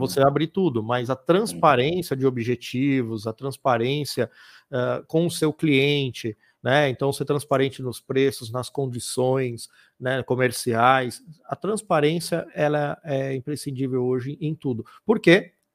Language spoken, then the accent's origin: Portuguese; São Paulo, Brazil; now in Piracicaba, Brazil; quem mora ou quem nasceu ali, como foi meu caso, é, é muito bairrista